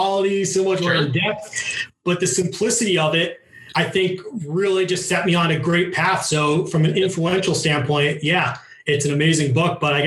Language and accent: English; Morris County, New Jersey, United States; I grew up in Morris County, New Jersey